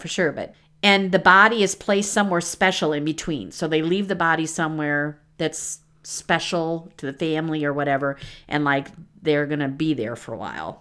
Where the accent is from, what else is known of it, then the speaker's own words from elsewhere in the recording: Midwest, United States; I'm from the Midwest